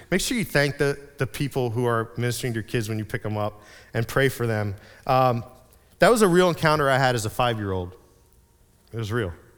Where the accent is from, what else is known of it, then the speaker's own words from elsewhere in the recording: Reading, Pennsylvania, United States; I grew up in Reading, in Berks County